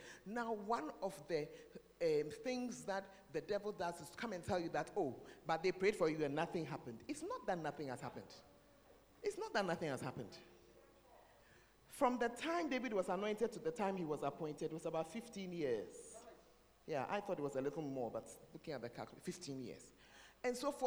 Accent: Ghana; I'm a Ghanaian.

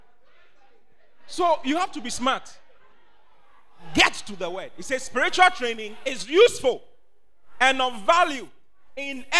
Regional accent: Accra, Greater Accra, Ghana; moved away as an adult; now in Kumasi, Ghana; I was born and bred in Accra

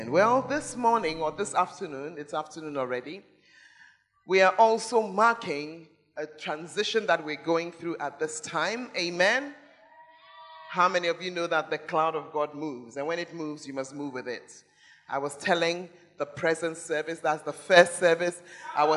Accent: Accra, Greater Accra, Ghana; moved away; also born or lived in Tamale; I'm a girl from Accra.

